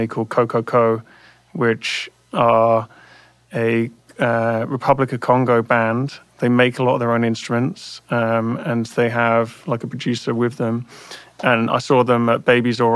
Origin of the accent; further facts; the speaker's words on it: London, United Kingdom; moved away as an adult; now in United States; growing up around London